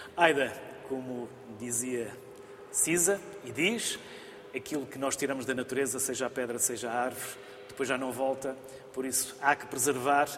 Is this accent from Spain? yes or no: no; the North, Norte, Portugal; eu também sou do Norte